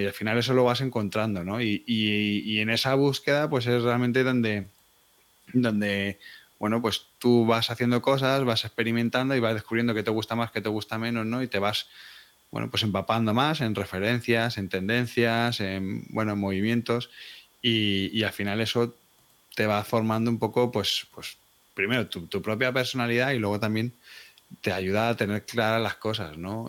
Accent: Madrid, Community of Madrid, Spain; Soy de Madrid

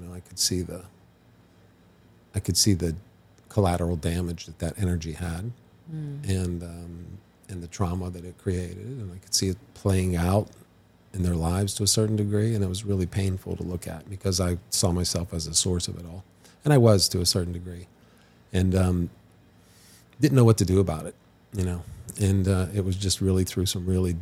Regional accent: Western Pennsylvania, United States; I grew up in Western Pennsylvania

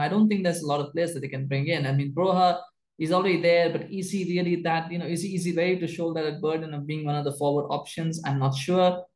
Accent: Canada; I'm Canadian

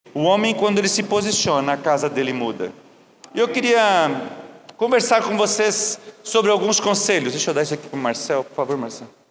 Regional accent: Rio Bonito, Brazil; quando eu era adolescente, eu morava no Rio Bonito, uma, uma colônia que nós morávamos

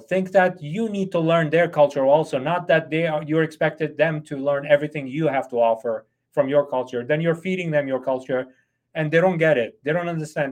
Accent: United States; I'm an American boss

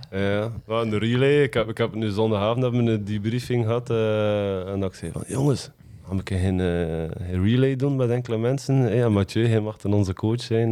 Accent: West Flanders, Belgium; wij als West-Vlaming

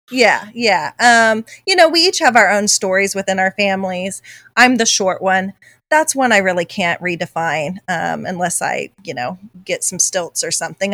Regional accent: United States; I'm an American

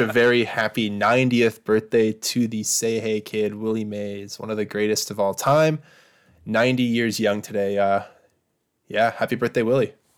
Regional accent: Lloydminster, Saskatchewan, Canada; moved away as an adult; I was born here in Saskatoon and then grew up about three hours away

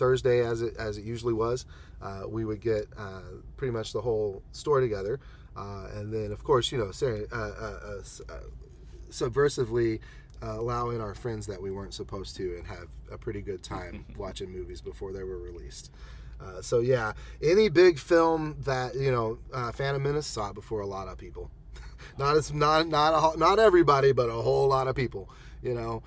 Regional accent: Conway, Arkansas, United States; the familiarity of my hometown. It's the Conway

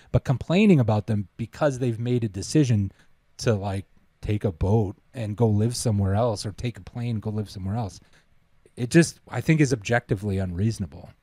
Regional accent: Toronto, Ontario, Canada; moved away as an adult; also born or lived in England; we're from Toronto

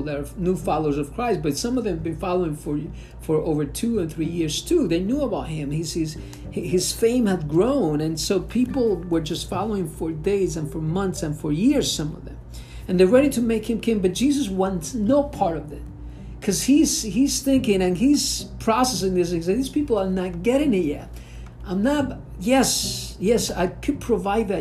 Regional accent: Venezuela; moved away; growing up in Venezuela, back in the old country

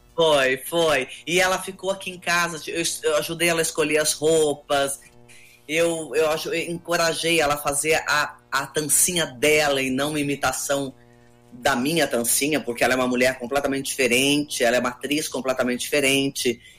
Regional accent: Campinas, São Paulo, Brazil; accent: paulistana; also born or lived in Rio de Janeiro; now in São Paulo, Brazil; Morei 30 anos no Rio e moro há 7 anos aqui, mas, mas eu sou campineira, eu sou paulista

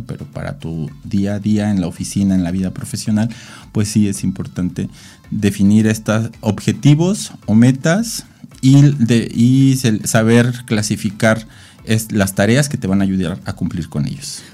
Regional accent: Mexico; como mexicanos

